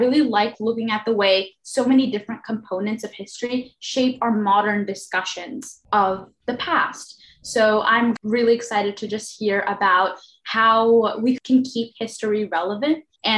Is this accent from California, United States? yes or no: no; New York City, New York, United States; I'm a junior from Queens, New York.